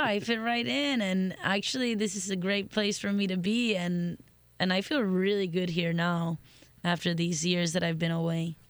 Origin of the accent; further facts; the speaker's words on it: Miami, Florida, United States; moved away as an adult; also born or lived in New Orleans / Madrid; now in Italy; I'm from Miami, born and raised, and uh, lived in New Orleans for a little while, and then I went to Madrid to live